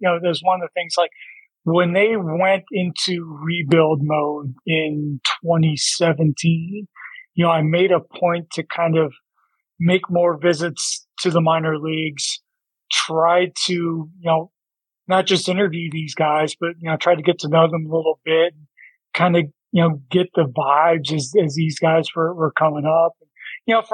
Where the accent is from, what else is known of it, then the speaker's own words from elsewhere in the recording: Toledo, Ohio, United States; also born or lived in Fort Lauderdale; now in Detroit, United States; I spent a good part of my childhood in Toledo, which is like basically an hour away.